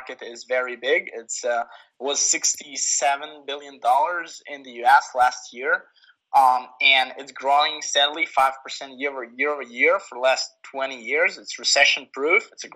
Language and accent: English; Kyiv, Ukraine; moved away as an adult; now in San Francisco, United States; I was born and raised in Kyiv.